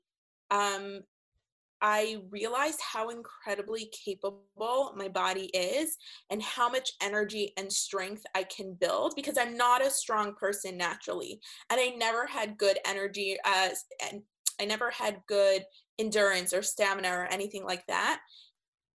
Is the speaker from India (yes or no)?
no; Toronto, Ontario, Canada; moved away as an adult; also born or lived in California; when I was 21 and I was moving from Toronto, where I'm from, to California